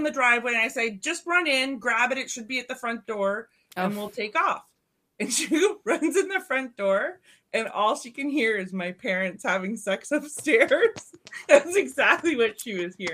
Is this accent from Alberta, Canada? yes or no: no; Milton, Ontario, Canada; I was in Milton